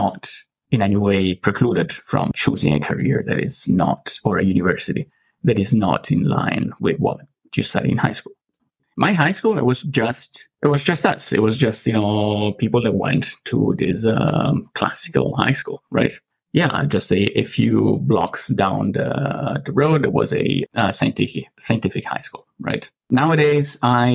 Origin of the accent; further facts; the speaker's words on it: Rome, Lazio, Italy; English is a second language; moved away as an adult; now in Canada; I'm from Italy originally. I was born in Rome, and I grew up and lived most of my life in Rome.